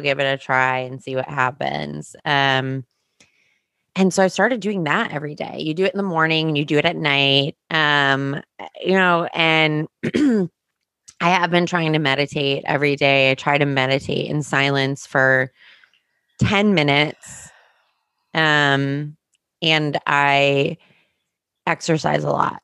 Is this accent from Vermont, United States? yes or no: no; New Jersey, United States; I grew up in New Jersey